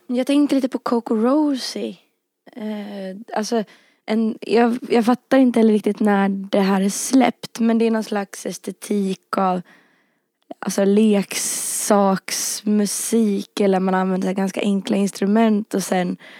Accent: Rättvik, Dalarna County, Sweden; moved away; also born or lived in Härnösand; jag växte upp liksom, både i Rättvik och i Härnösand och i synnerhet i Rättvik

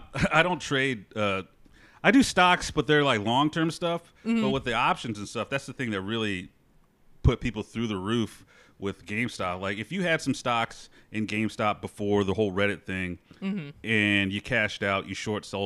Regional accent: Memphis, Tennessee, United States; I grew up in Memphis, Tennessee

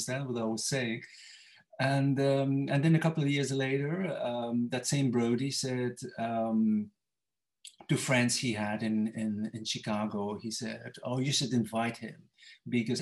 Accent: Ypres, Flanders, Belgium; English is a second language; now in Bruges, Belgium; I was born in Ypres.

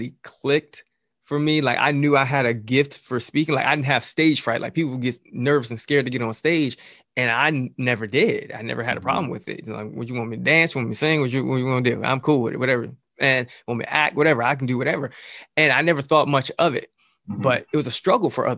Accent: Jersey City, New Jersey, United States; I'm from Jersey City

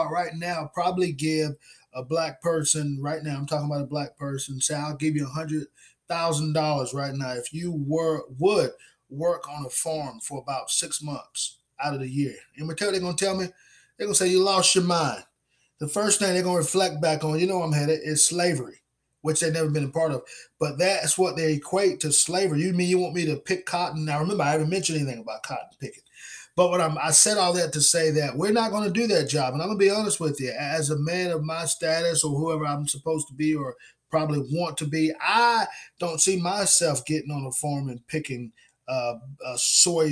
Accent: United States; I was born here in America

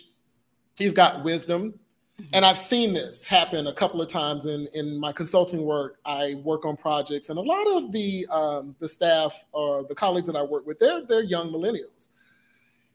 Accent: the South, United States; now in Puerto Rico; I'm from the South

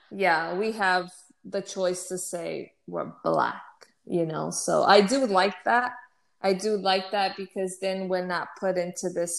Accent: United States; also born or lived in Fogo, Cape Verde; I was raised in the United States

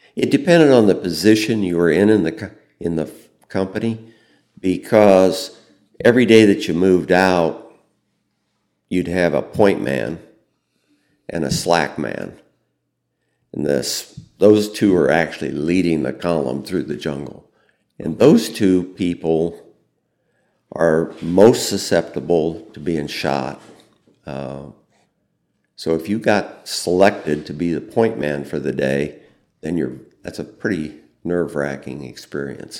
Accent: Fairbury, Illinois, United States; I grew up in Fairbury

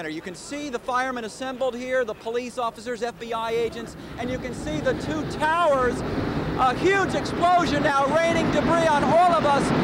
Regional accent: Teziutlán, Puebla, Mexico; now in United States; Soy originaria de Teciutlán, Puebla, y por desgracia presencié el acto terrorista más inhumano de la historia. Desde muy joven tomé la decisión de abandonar mi casa e ir en busca de una vida mejor a los Estados Unidos.

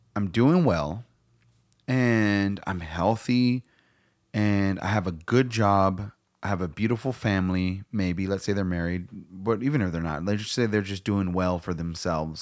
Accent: United States; I'm proud of being American.

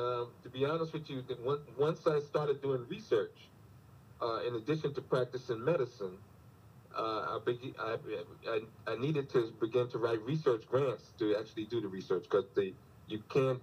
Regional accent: New York City, New York, United States; moved away as an adult; also born or lived in Washington, D.C. / Atlanta / Philadelphia / Baltimore; now in Oklahoma, United States; I was born in Brooklyn.

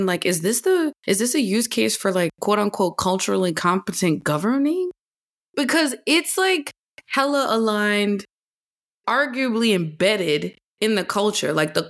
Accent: New Orleans, Louisiana, United States; being from born and raised in New Orleans

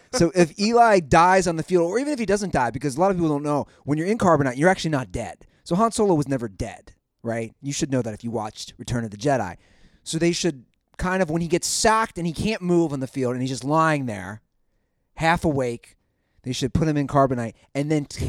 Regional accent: Ohio, United States; We're Ohio brothers?

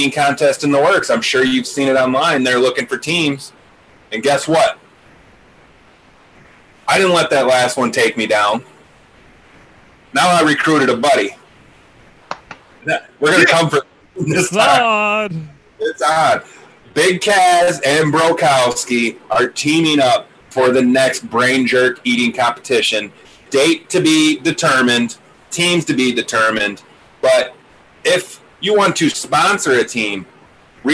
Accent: Monroe, United States; We grew up in Monroe.

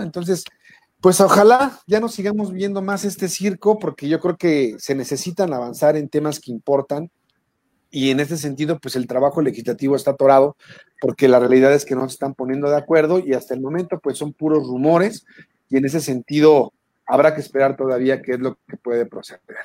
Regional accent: Mexico; Somos mexicanos

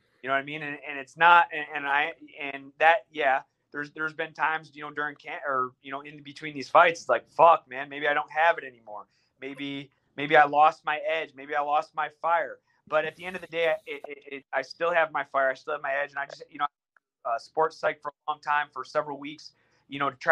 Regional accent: United States; they know you're American

